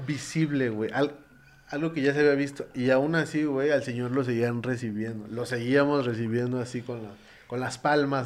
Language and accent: Spanish; Mexico